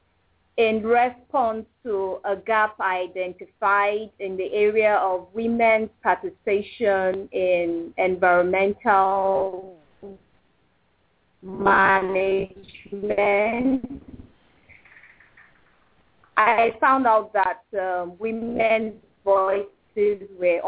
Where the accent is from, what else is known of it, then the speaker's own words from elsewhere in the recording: Kaduna State, Nigeria; I was born in Kaduna State, and I've lived a significant part of my life here